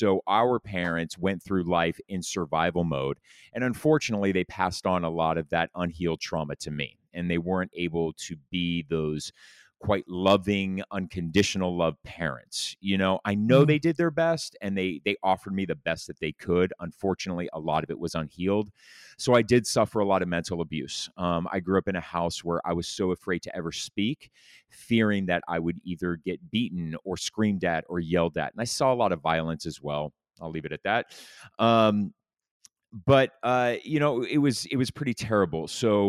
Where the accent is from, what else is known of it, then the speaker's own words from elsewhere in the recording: Laguna Beach, California, United States; So I grew up in Orange County, California, Laguna Beach. I grew up as a little rich kid in a really nice house.